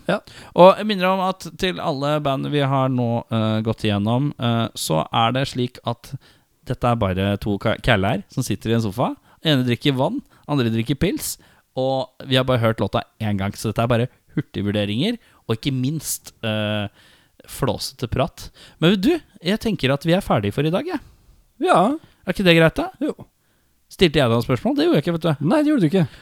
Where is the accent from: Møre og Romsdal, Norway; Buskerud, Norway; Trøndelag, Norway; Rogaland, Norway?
Rogaland, Norway; Jeg er fra Rogaland! Jeg kom inn i fjor.